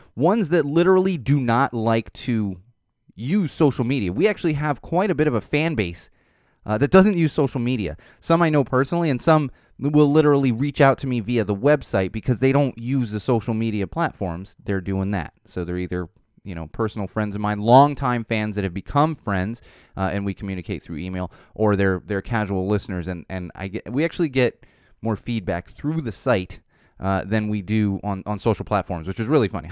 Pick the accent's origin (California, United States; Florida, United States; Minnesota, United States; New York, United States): California, United States; Poway; Poway, which is kinda my hometown. I grew up in San Diego